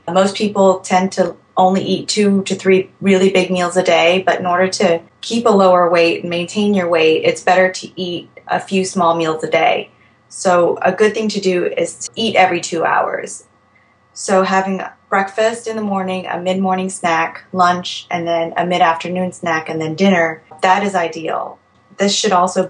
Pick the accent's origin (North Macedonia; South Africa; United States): United States; Alexandria, Virginia; I am from Alexandria, Virginia, and I am 31 years old